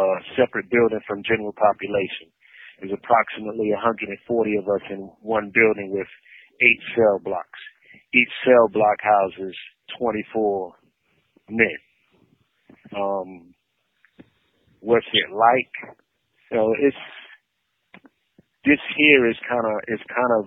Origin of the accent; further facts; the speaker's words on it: New York City, New York, United States; now in Raleigh, United States; I'm originally from Brooklyn, New York